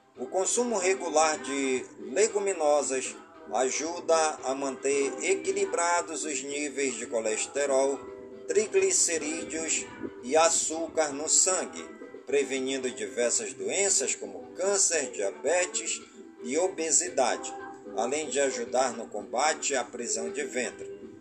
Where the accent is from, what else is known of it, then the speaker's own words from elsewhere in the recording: Careiro da Várzea, Amazonas, Brazil; Careiro da Várzea, a minha cidade natal